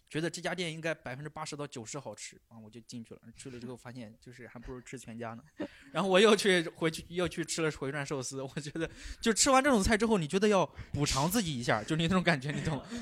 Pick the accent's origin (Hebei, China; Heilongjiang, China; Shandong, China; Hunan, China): Shandong, China; 我们山东人怎么能去？